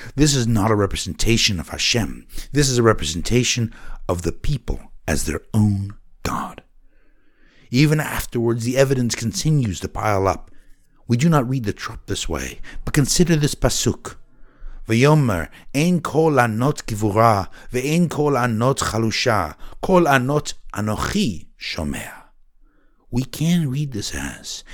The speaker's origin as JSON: {"language": "English", "region": "Oregon", "country": "United States", "tie": "born or raised there", "said": "Growing up in Oregon, our father taught us passion"}